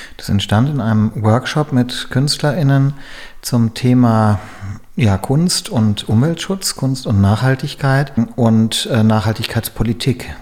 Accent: Germany; hier bei uns in Deutschland

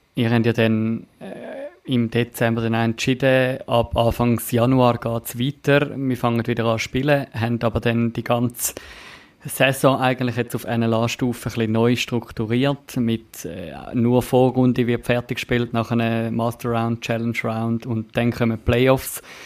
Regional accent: Winterthur, Zurich, Switzerland; für mich als Winterthurer

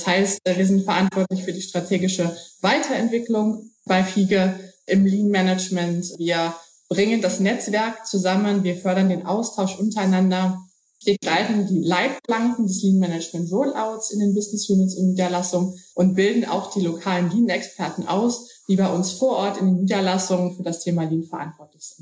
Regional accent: Hamburg, Germany; Ähm, ich bin Hamburgerin, deshalb hat mich mal der Hafen in die Logistik gebracht.

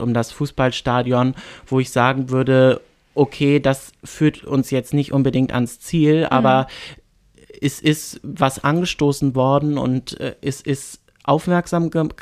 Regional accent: Bad Oldesloe area, Schleswig-Holstein, Germany; in Bagde Heide in meiner Heimatstadt

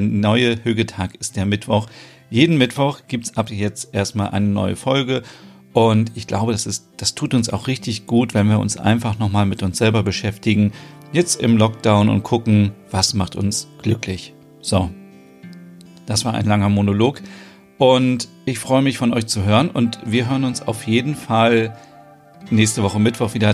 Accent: Germany; bei uns in Deutschland auch noch so

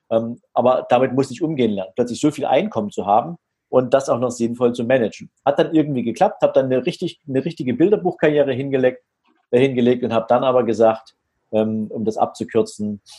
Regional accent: Dresden, Saxony, Germany; Also ich bin äh, in Dresden {S0} geboren, {S2} noch zu einer Zeit, da war die Trennung Deutschlands noch aktuell, 1972. Und ähm, ich bin in einem ganz normalen Elternhaus groß geworden.

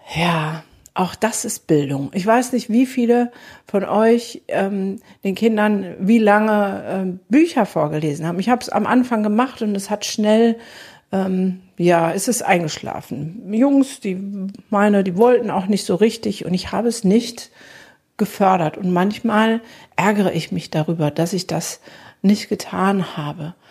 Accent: Germany; bei uns in Deutschland

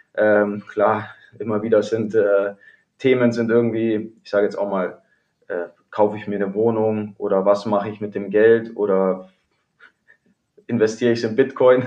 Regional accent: Kaufbeuren, Bavaria, Germany; also born or lived in Bremerhaven / Cologne; now in Wolfsburg, Germany; Bin gebürtiger Kaufbeurer

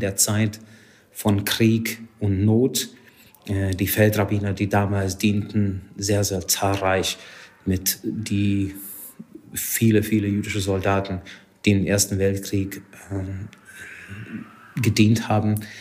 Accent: Hungary; German is a second language; moved away as an adult; now in Germany; Ich komme ursprünglich aus Ungarn. Seit 19 Jahren bin ich in Deutschland

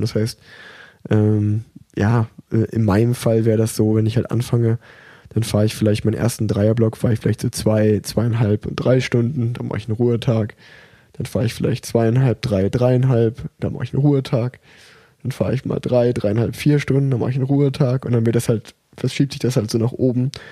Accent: Erfurt, Thuringia, Germany; ich bin ja auf der Erfurter Sportschule groß geworden

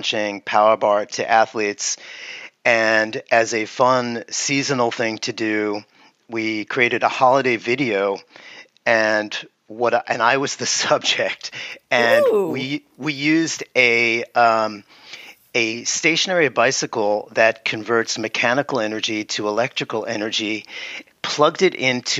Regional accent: New York City, New York, United States; I grew up in the Bronx and went to the Bronx High School of Science

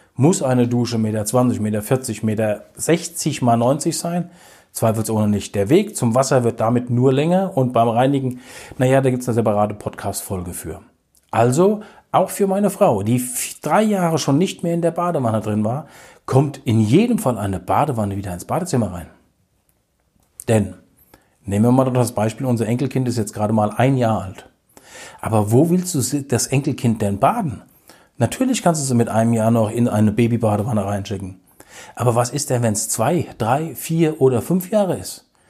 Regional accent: Hesse, Germany; wir kommen aus Hessen

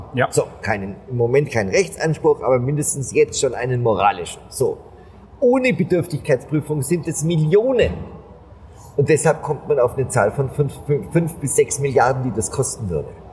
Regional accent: Germany; als Deutsche

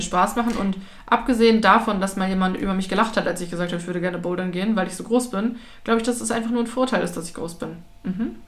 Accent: Hamburg, Germany; bin halt unfortunately in Hamburg geboren

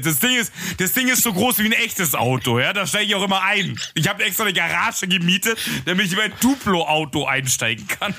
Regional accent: Munich, Bavaria, Germany; ich komme halt mitten aus, aus dem Ghetto in München

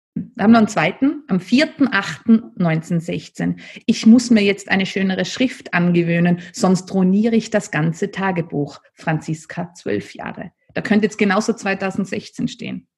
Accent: Nassereith, Tyrol, Austria; weil ich bin ja am Land aufgewachsen in Nasserreit

